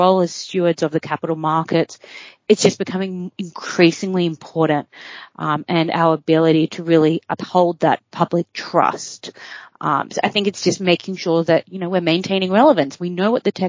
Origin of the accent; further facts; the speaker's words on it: Australia; moved away as an adult; also born or lived in New York; As an Aussie living overseas